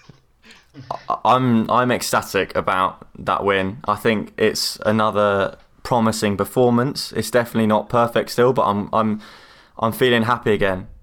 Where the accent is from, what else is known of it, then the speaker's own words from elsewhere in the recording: United Kingdom; as you might have been able to guess from my accent, I am from near London